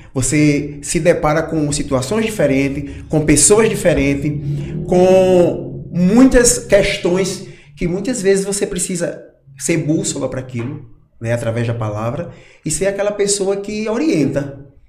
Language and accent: Portuguese; Barreiras, Brazil; moved away; also born or lived in Natal; eu cresci em Barreiras